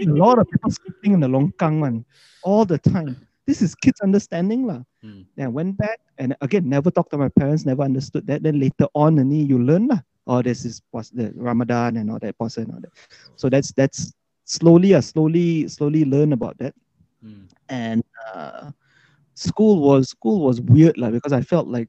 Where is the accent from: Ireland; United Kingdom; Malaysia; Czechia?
Malaysia; Ipoh, Perak; moved away; also born or lived in Kuala Lumpur; I was born in Ipoh, like really Chinese